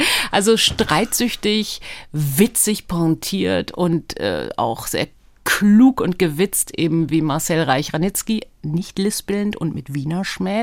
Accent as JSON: {"language": "German", "region": "Berlin", "country": "Germany", "tie": "born or raised there", "also_born_or_lived": "Tel Aviv, Israel", "first_language": "Hebrew", "said": "war ich sehr klein, als wir über Umwege nach West-Berlin kamen aus Tel Aviv"}